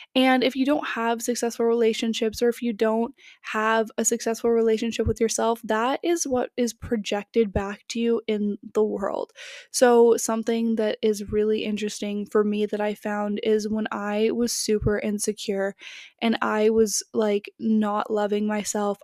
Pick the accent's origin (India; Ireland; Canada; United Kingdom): Canada; also born or lived in California; I grew up in Canada, so it was really cold where I live in the winter